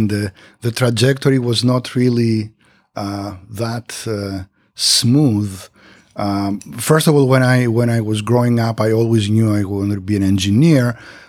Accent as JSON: {"language": "English", "country": "Greece", "moved": "yes", "said": "And after that, I moved back to Greece, to my home country. And eventually, I got a faculty position at the university."}